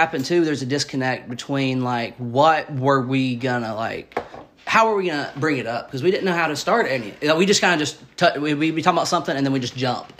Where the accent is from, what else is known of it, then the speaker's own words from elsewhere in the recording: Georgia, United States; we're from Georgia.